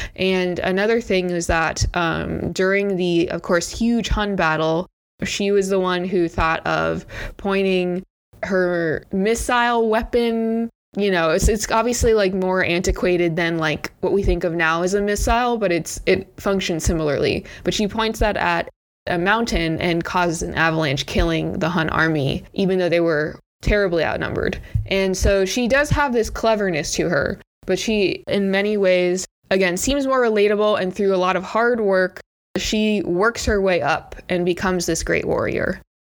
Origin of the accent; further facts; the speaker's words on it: United States; I grew up in America